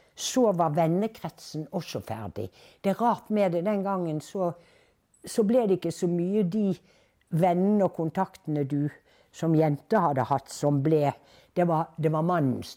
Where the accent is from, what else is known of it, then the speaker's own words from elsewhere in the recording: Bergen, Vestland, Norway; moved away as an adult; now in Oslo, Norway; i min hjemby Bergen